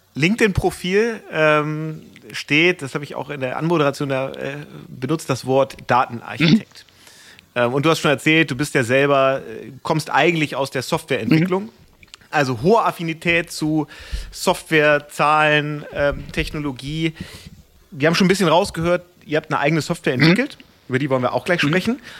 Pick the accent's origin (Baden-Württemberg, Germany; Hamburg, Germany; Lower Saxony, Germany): Hamburg, Germany; als Hamburger